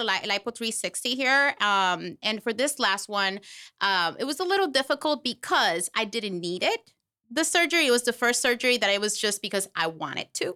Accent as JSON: {"language": "English", "country": "Puerto Rico", "moved": "yes", "lives_now": "Florida, United States", "said": "I am from Puerto Rico. but I live here in Florida"}